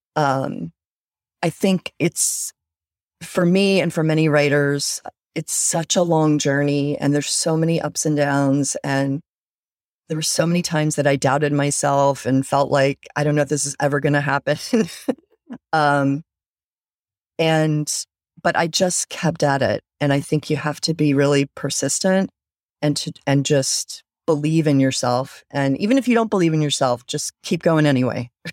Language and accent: English; North Carolina, United States; I grew up in North Carolina